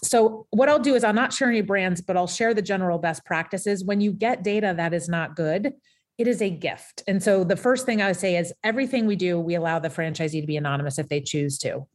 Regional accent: Portsmouth, New Hampshire, United States; moved away as an adult; back in my hometown of Portsmouth, New Hampshire

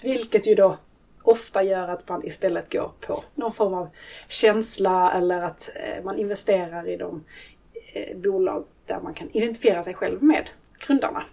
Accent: Skåne, Sweden; now in Stockholm, Sweden; född och uppvuxen i Skåne men bor numera i Stockholm

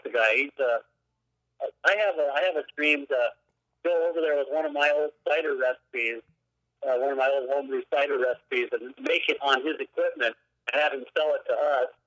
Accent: South Dakota, United States; also born or lived in Twin Cities, Minnesota / Iowa; now in Superior, United States; I grew up in South Dakota.

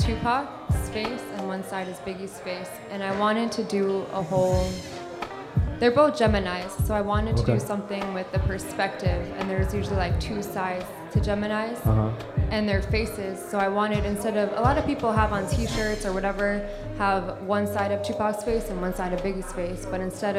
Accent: Long Island, New York, United States; On Long Island, so I asked it.

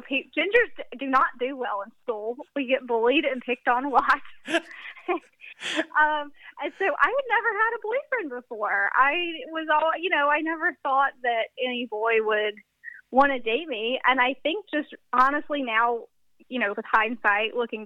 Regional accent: the South, United States; I'm from the South, so church is a big part of that culture

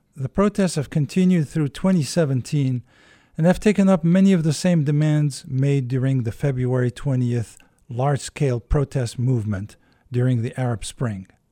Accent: Algeria; I'm from Algeria mm-hmm. and I grew up there

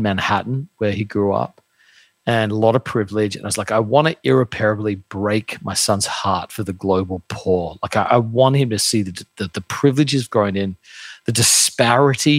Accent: Australia; now in United States; I grew up in Australia, very, very common to do a gap year

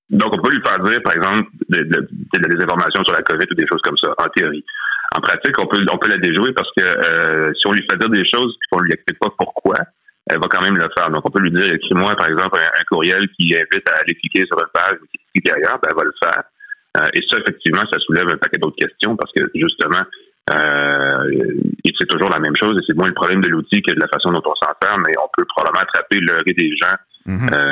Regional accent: Quebec, Canada; nous, ici au Québec

